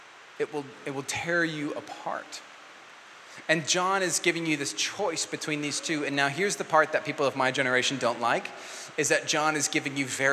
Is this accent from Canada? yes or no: no; New Zealand; I'm a Kiwi